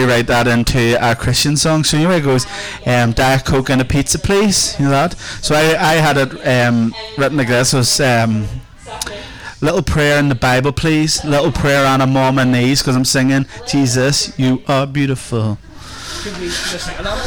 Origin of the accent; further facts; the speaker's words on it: a small village outside of Lurgan, Northern Ireland, United Kingdom; I am from a small village outside of Lurgan called Marlin